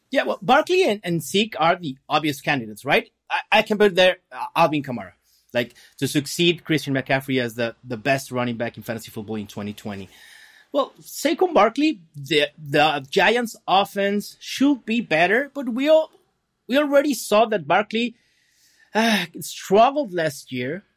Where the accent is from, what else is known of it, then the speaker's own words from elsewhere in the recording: Guadalajara, Jalisco, Mexico; now in Mexicali, Mexico; I'm from Guadalajara. That's, like, center of, of the country.